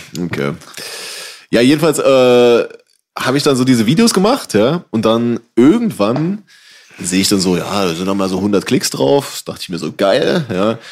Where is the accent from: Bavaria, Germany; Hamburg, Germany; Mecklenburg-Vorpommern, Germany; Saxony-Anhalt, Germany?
Saxony-Anhalt, Germany; Halle; ich bin zum Beispiel in der Silberhöhe aufgewachsen zum großen Teil